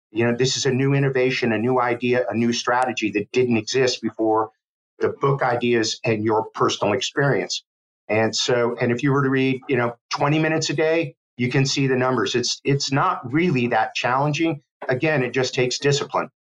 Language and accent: English; Miami, Florida, United States; now in Gainesville, United States; I grew up in Miami, Florida